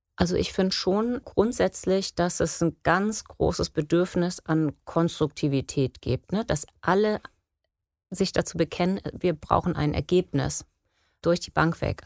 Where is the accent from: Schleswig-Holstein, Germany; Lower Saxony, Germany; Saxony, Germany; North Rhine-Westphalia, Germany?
Schleswig-Holstein, Germany; Geesthacht; ich bin in Geesthacht aufgewachsen